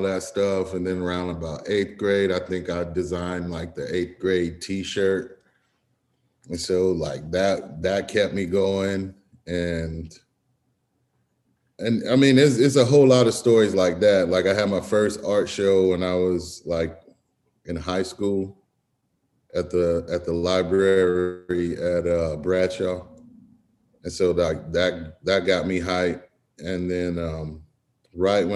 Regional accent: Florence, Alabama, United States; now in Atlanta, United States; I'm from Florence, Alabama. Grew up there, and I live and work in Atlanta now

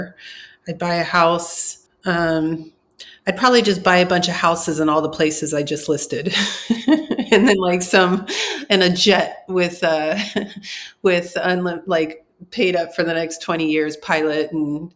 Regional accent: Orange County, California, United States; I'm from Orange County

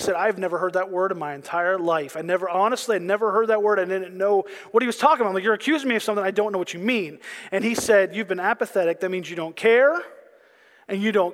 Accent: Pennsylvania, United States; I'm from Pennsylvania

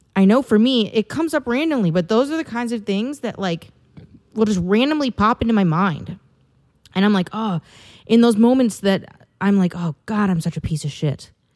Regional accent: Wisconsin, United States; moved away as an adult; now in California, United States; I have not been back to my home state of Wisconsin, uh, since I moved

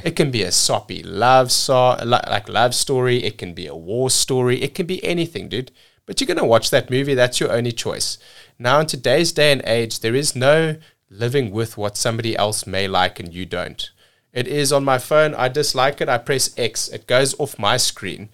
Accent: South Africa; moved away as an adult; also born or lived in cruise ships; now in United States; growing up in South Africa

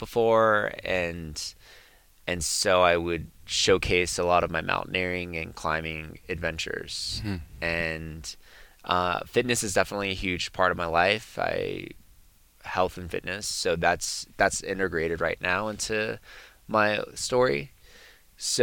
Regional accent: San Jose, California, United States; I grew up in San Jose

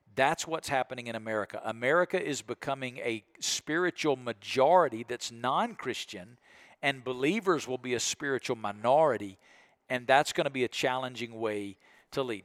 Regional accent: Alabama, United States; I'm from Alabama

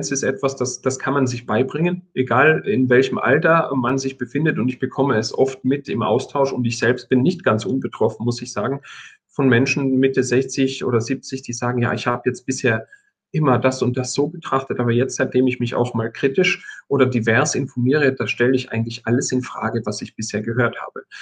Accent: Tyrol, Austria; Ich komme ja aus Tirol und verstehe einigermaßen, wie das funktioniert.

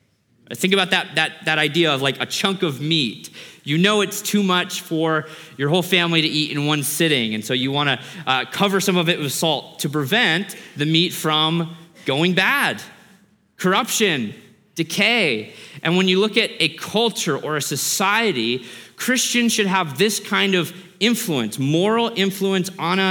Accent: Australia; born there; I was born in Australia. My mom is Australian.

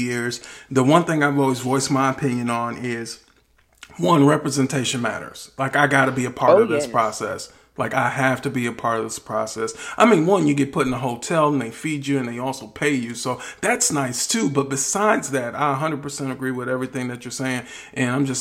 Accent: Wisconsin, United States; moved away; I got a lot of family in Facebook because I'm from Wisconsin

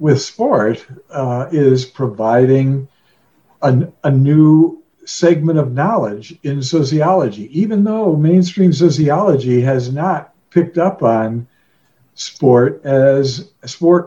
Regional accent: Chicago, Illinois, United States; moved away; also born or lived in Colorado Springs, Colorado; I grew up in Chicago, went to school in the middle of the city to a high school that didn't have sports

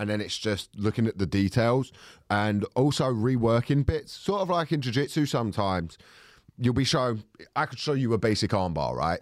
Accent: Thornton Heath, London, United Kingdom; I'm from Fulton Heath

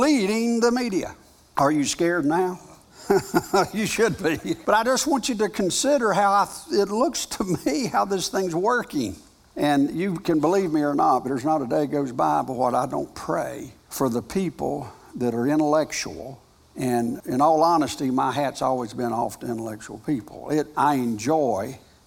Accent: United States; I am an American. I'm proud of being an American

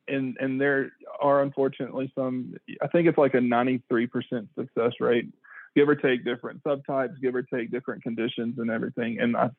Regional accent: Pine Bluff, Arkansas, United States; we grew up in Pine Bluff together since probably birth

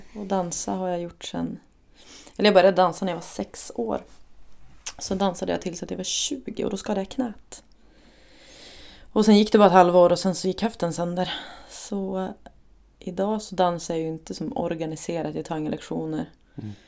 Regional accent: Umeå, Västerbotten County, Sweden; Jag kommer egentligen från Ersboda så det är som på helt andra sidan stan

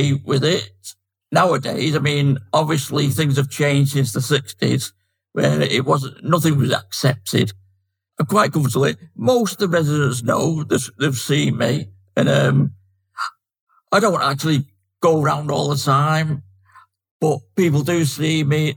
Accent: Manchester, North West England, United Kingdom; moved away as an adult; now in Chesterfield, United Kingdom; I'm from Manchester with my accent, but living in Chesterfield now

